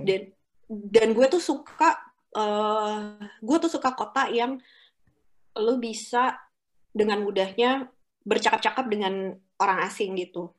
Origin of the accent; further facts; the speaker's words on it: Jakarta, Indonesia; kita orang Jakarta yang biasa macet-macetan